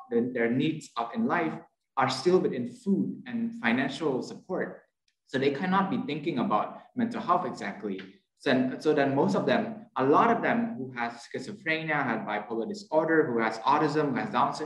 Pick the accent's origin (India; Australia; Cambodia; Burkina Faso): Cambodia; I'm from Cambodia.